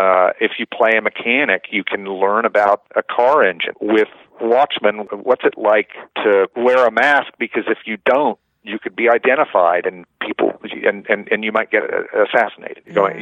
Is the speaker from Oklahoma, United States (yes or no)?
yes; Oklahoma, United States; But since I have this name, and I'm from Oklahoma, and I play these roles, I hear a lot of anti-Semitism because nobody fucking thinks I'm Jewish.